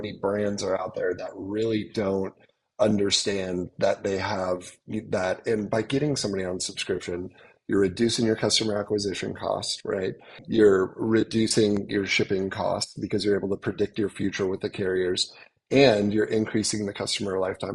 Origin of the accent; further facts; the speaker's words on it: Lincoln, Nebraska, United States; I grew up in Lincoln, Nebraska, in Shamrock Mobile Home Park.